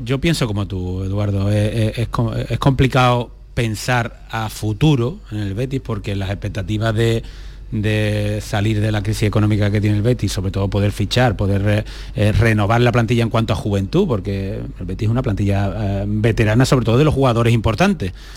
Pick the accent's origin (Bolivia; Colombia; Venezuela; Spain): Spain; nosotros que somos españoles